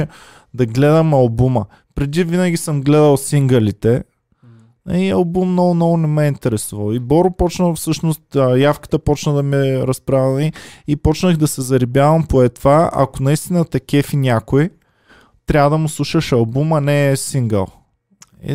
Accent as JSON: {"language": "Bulgarian", "town": "Stara Zagora", "region": "Stara Zagora Province", "country": "Bulgaria", "moved": "yes", "said": "за това, че съм се запазил, аз съм от Стара Загора, и че съм се запазил частично поне начина на говорене."}